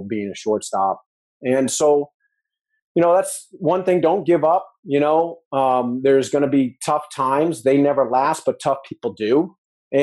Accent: New Hampshire, United States; moved away as an adult; also born or lived in Missouri / Texas; I was in Missouri and I'm from New Hampshire

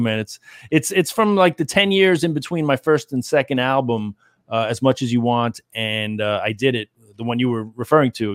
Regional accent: New York, United States; I was from New York too

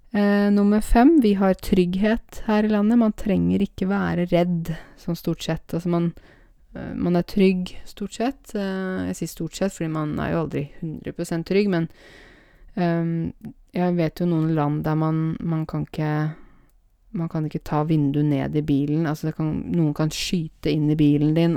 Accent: Norway; jeg er norsk og er født her

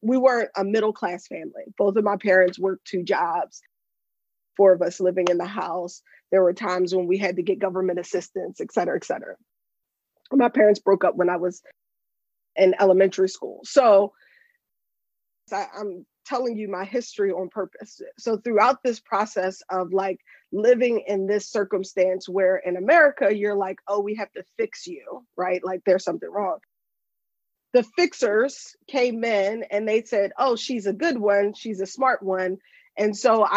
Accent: Pennsylvania, United States; also born or lived in Japan; I'm from Pennsylvania. I'm a lawyer in Pennsylvania

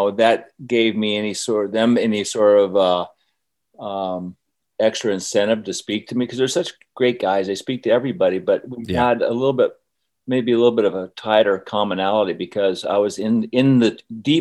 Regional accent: Aspen, Colorado, United States; also born or lived in Florida; I was from Aspen

